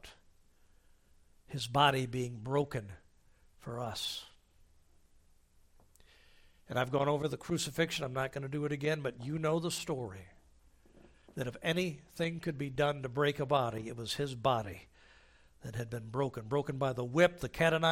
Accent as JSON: {"language": "English", "country": "United States", "said": "as an American I am free"}